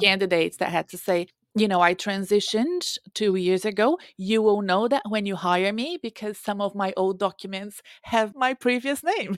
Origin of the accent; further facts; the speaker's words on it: Brazil; English is a second language; now in United States; I was raised in Brazil, and I lived between the Amazon forest and my grandparents' farm.